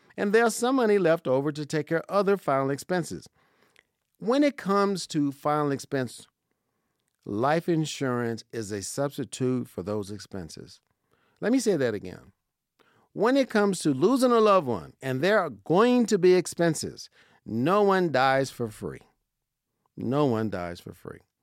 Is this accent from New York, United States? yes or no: no; Las Vegas, Nevada, United States; I was born and raised in Vegas